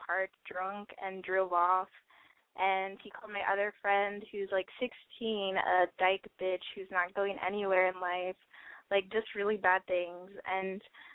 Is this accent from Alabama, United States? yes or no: no; San Antonio, Texas, United States; I'm from San Antonio